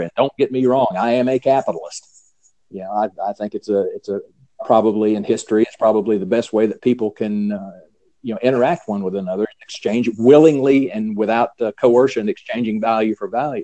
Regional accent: North Carolina, United States; accent: Southern; growing up in North Carolina

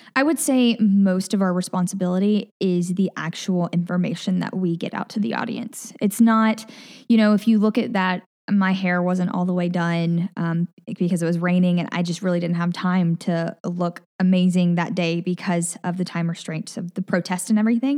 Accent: Collierville, Tennessee, United States; accent: Southern; moved away as an adult; also born or lived in Mississippi / Nashville; now in Hawaii, United States; I grew up in Collierville, Tennessee

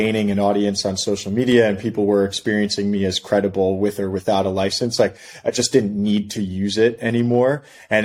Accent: New York City, New York, United States; moved away as an adult; also born or lived in Philadelphia, Pennsylvania; now in San Diego, United States; I grew up in Brooklyn

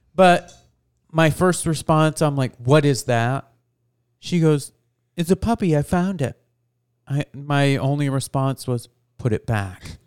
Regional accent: New York, United States; I grew up in New York

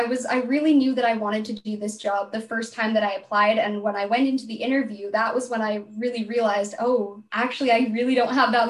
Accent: Salem, Oregon, United States; moved away as an adult; now in Victoria, Canada; I was born in Salem, Oregon in the United States. And then I moved to Victoria to come to UVic

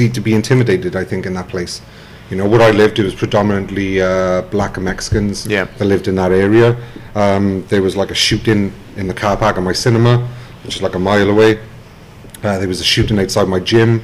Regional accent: Wales, United Kingdom; moved away as an adult; also born or lived in Richmond, Virginia / Buffalo, New York

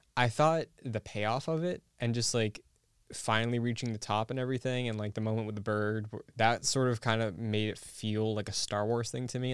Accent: Massachusetts, United States; born or raised there

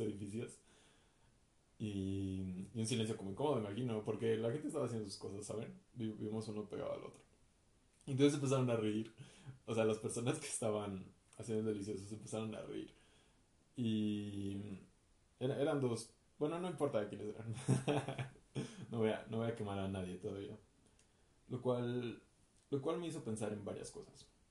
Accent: Mexico City, Mexico; soy de la Ciudad de México, mexicano

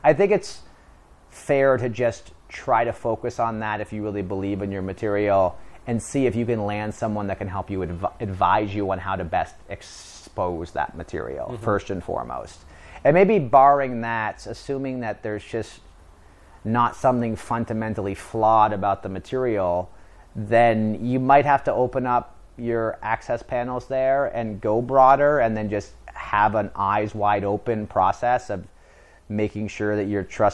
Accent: Canada; moved away as an adult; now in Los Angeles, United States; I'm from Canada.

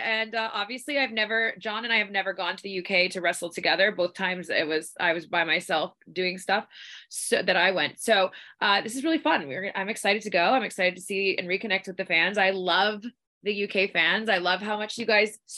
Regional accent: Victoria, British Columbia, Canada; We're from Victoria, British Columbia

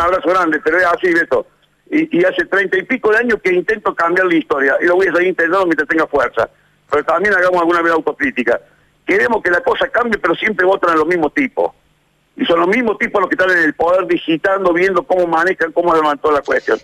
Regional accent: Argentina; somos los argentinos

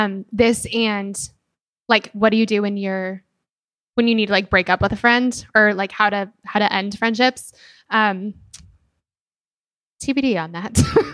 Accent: Denver, Colorado, United States; I'm from Denver. My family still lives there. And then my two best friends still live there.

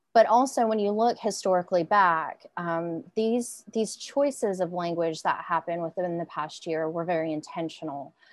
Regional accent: Arkansas, United States; also born or lived in Korea; I've lived in Arkansas pretty much my entire life

